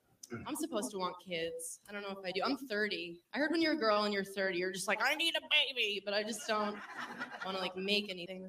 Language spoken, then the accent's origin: English; New York, United States; I lived in New York my whole life.